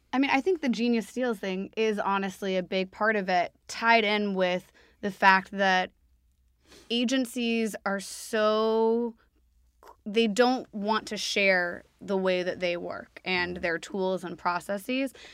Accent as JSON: {"language": "English", "town": "Nashville", "region": "Tennessee", "country": "United States", "also_born_or_lived": "New York City", "moved": "yes", "lives_now": "London, United Kingdom", "said": "I'm from Nash Vegas"}